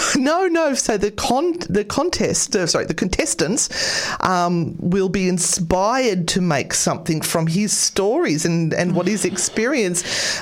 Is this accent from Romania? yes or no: no; Australia; I'm Australian